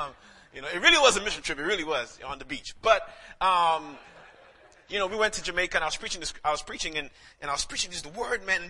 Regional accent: St. Lucia; moved away; I'm actually from St. Lucia, the Caribbean

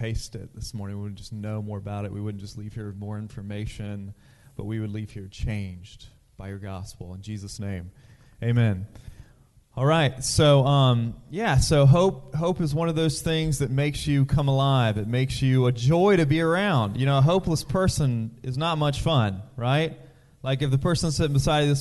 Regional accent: Currituck County, North Carolina, United States; I am from Currituck County, which is underwater right now.

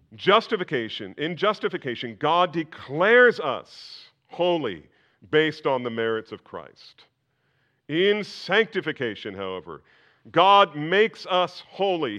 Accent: New Jersey, United States; when I was growing up in New Jersey

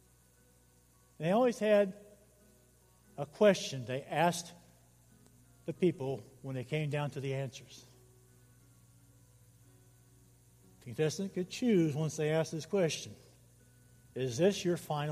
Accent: Council Bluffs, Iowa, United States; I grew up in the First Christian Church in Council Bluffs, Iowa

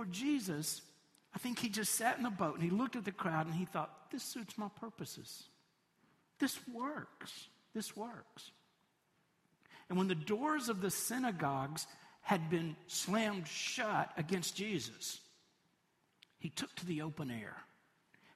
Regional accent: Tennessee, United States; also born or lived in Knoxville; I'm from Tennessee, and I've lived all across the state

